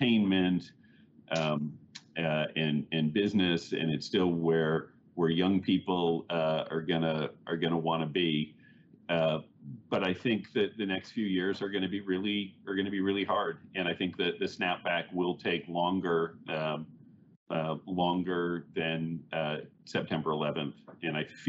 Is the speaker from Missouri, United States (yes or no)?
yes; Missouri, United States; moved away as an adult; now in New York, United States; I grew up in Missouri and moved to New York after school